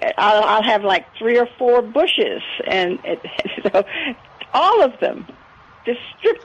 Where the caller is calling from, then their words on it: San Antonio, Texas, United States; I am in San Antonio at 35 and 1604 in that area. Right close, actually, I'm a mile from Milberger's.